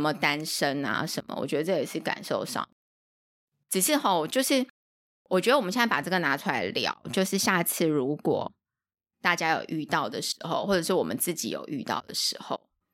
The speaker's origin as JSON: {"language": "Chinese", "country": "Taiwan", "said": "我们是台湾来的"}